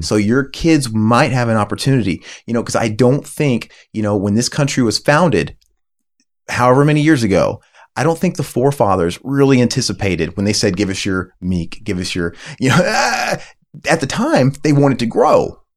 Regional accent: United States; I'm an American

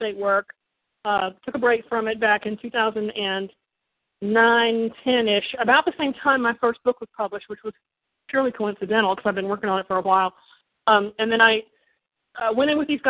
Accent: Kentucky, United States; now in Ann Arbor, United States; I live in Ann Arbor, Michigan. I'm originally from Kentucky

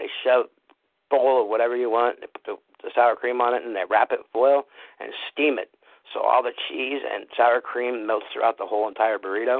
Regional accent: San Francisco, California, United States; moved away; I'm from San Francisco.

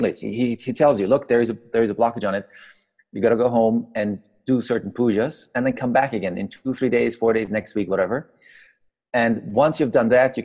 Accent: Iran; also born or lived in Austria; I grew up in Iran.

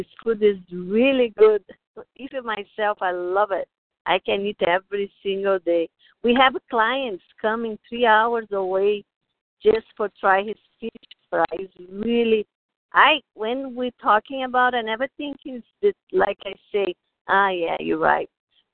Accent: Brazil; English is a second language; moved away as an adult; now in United States; I am from Brazil. No, I've been here long time, like 25 years. My English is still

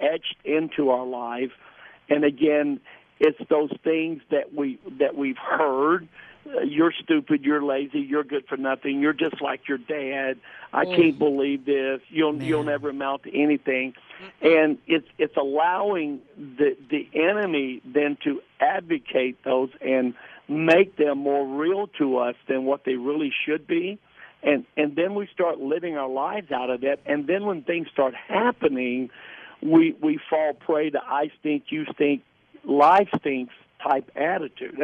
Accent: the South, United States; I grew up in the South

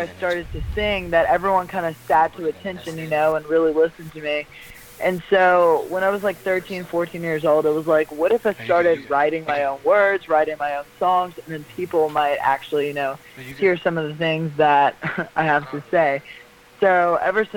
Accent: Lafayette, Louisiana, United States; I come from Lafayette, Louisiana

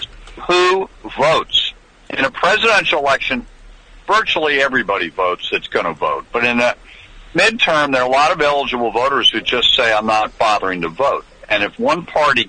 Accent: New York, United States; I come from New York

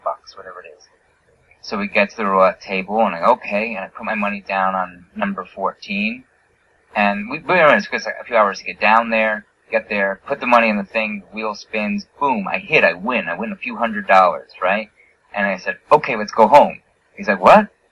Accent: New York, United States; I grew up in New York, the closest place you could gamble was Atlantic City, New Jersey

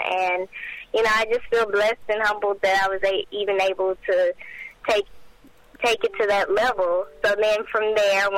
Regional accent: Port Arthur, Texas, United States; I'm 18 years old, and I'm from Port Arthur, Texas

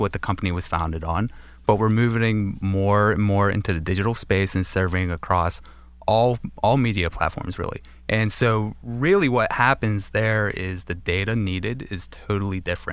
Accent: Pittsburgh, Pennsylvania, United States; I'm from Pittsburgh

